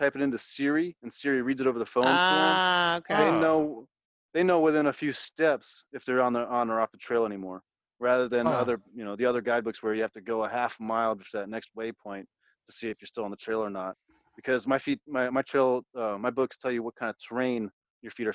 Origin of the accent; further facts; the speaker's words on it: Florida, United States; I grew up in Florida